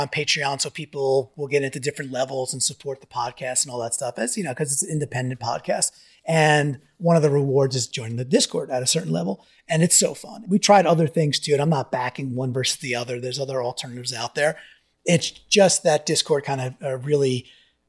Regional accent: Long Island, New York, United States; As a Long Island kid

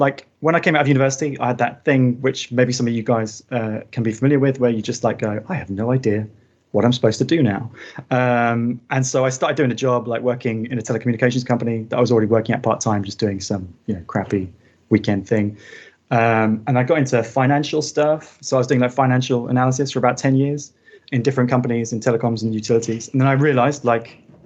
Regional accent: Surrey, South East England, United Kingdom; moved away as an adult; also born or lived in Northwest Midlands / Birmingham / London; now in Lisbon, Portugal; I grew up in Surrey, which is like just southwest London.

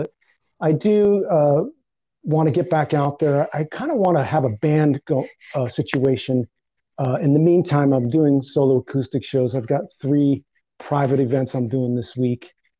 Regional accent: Northeast, United States; it's basically about the influences of growing up in the Northeast, sort of working class life in the Northeast.

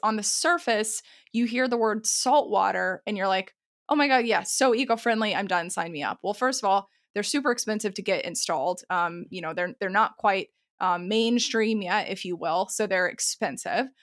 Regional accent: Texas, United States; I grew up in Texas

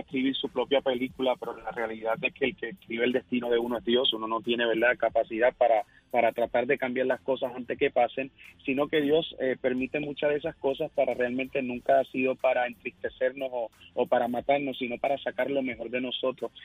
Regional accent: Isabela, Puerto Rico; soy sí, de Isabela, Puerto Rico

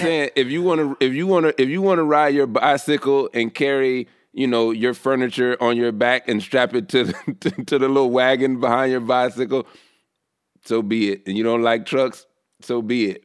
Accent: the South, United States; I'm from the South

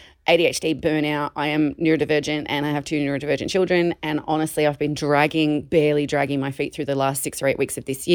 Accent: Blue Mountains, New South Wales, Australia; I'm from the Blue Mountains in New South Wales.

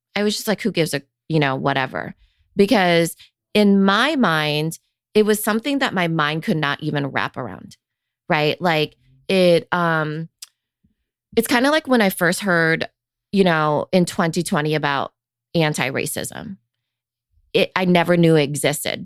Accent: Iowa, United States; I grew up in Iowa

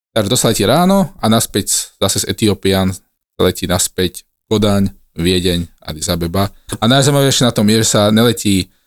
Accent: Trnava, Trnava Region, Slovakia; Ja som z Trnavy.

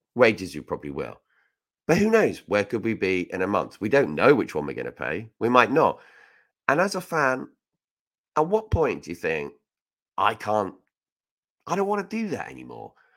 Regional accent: Reading, South East England, United Kingdom; I'm from Reading. I'm proud to be from there.

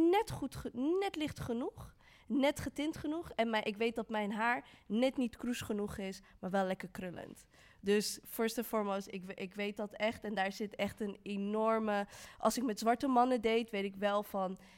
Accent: Utrecht, Netherlands; Ik ben opgegroeid in Utrecht

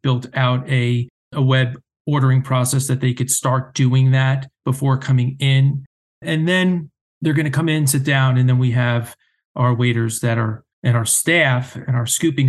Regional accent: New Jersey, United States; growing up, being a Jersey guy and growing up in New Jersey

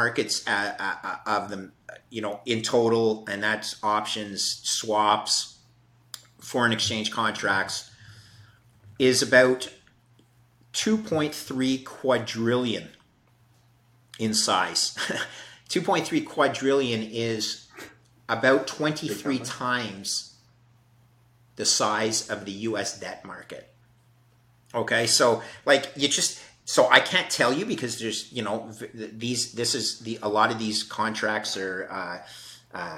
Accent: Canada; Canada, which is my home country

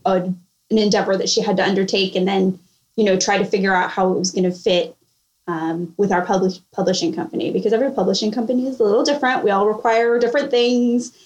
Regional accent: California, United States; moved away as an adult; now in Charleston, United States; I'm originally from California

